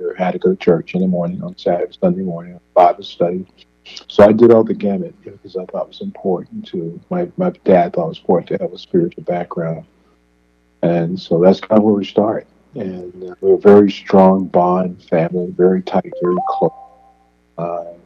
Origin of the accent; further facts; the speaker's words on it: Williamston, North Carolina, United States; moved away as an adult; now in Ohio, United States; Originally born in a place called Williamson, North Carolina, down on the East Coast. That's where I was born and spent my livelihood before I moved.